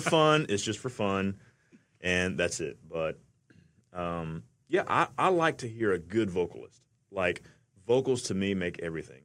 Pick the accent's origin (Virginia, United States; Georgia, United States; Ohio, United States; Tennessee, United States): Georgia, United States; Atlanta; I'm from Atlanta.